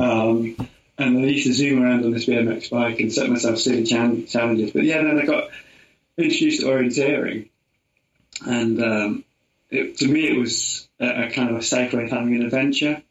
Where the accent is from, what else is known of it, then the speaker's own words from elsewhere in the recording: Portishead, South West England, United Kingdom; accent: Somerset; Down near Bristol, okay. a little place called Portishead